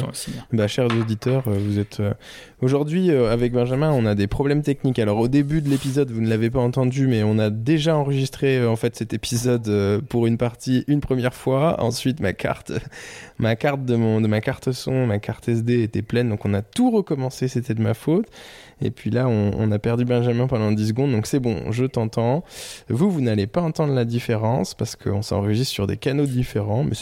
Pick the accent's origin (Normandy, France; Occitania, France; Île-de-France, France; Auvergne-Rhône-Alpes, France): Normandy, France; par chez moi en Normandie